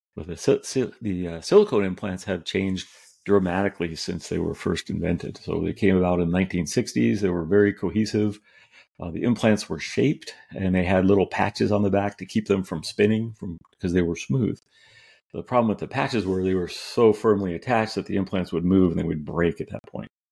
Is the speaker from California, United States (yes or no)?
yes; California, United States; also born or lived in New York; I grew up out here in California